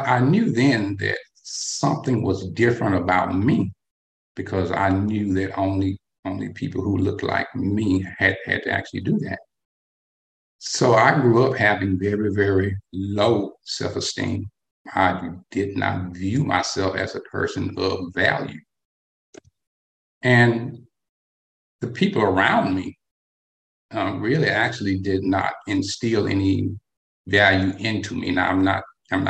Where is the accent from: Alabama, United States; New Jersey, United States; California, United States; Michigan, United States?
Alabama, United States; North; I am what they would call a Southern boy. Okay. I was born and raised in North Alabama during the 1960s